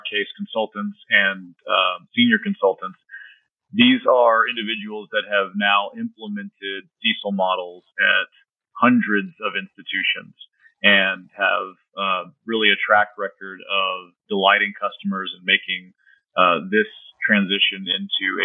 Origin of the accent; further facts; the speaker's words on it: San Antonio, Texas, United States; San Antonio is my hometown